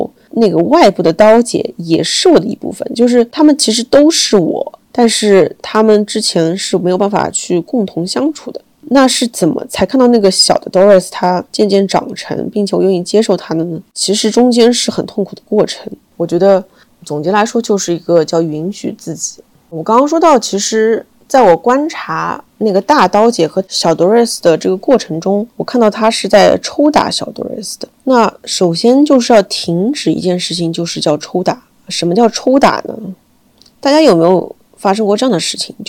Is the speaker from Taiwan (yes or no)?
no; Shanghai, China; 就是我在北京作为一个上海人在北京